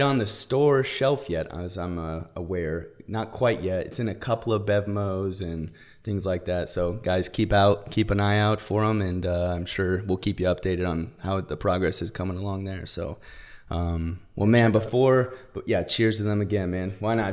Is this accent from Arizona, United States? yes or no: yes; Arizona, United States; now in California, United States; I grew up in Arizona, so we went shooting, hunting, all